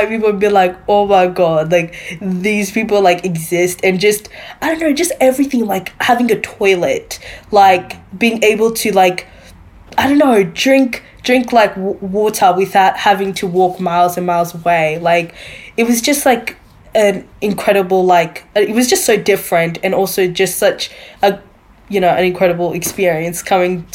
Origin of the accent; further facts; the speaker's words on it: Queensland, Australia; also born or lived in Democratic Republic of the Congo; I came in Australia as five